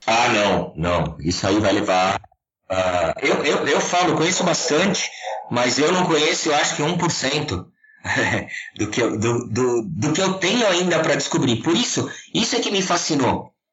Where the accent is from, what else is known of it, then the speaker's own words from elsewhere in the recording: Serra da Cantareira, São Paulo, Brazil; eu sou aqui da Serra da Cantareira, em São Paulo. Nasci, cresci e, e espero morrer no meio do mato